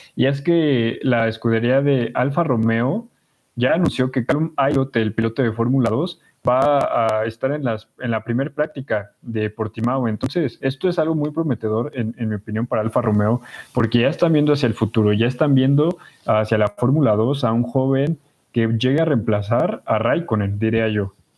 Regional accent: Mexico; porque somos mexicanos

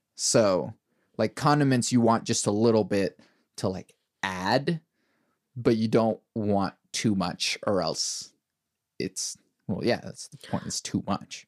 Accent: Venezuela; moved away; I'm from Venezuela, my family's from Venezuela

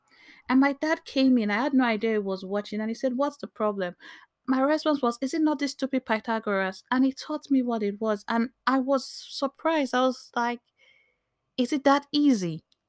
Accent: Bayelsa, Nigeria; As an African, as a Nigerian, as a Nimbe girl, there's this, as a military child, I saw all the way to Covenant University, there's this expectation of excellence that is placed on us.

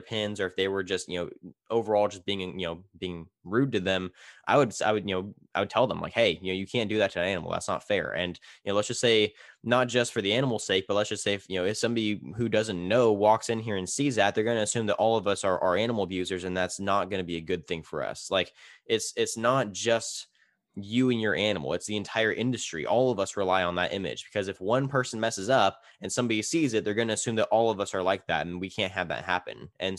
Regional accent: Tulare, California, United States; It's Tulare, California.

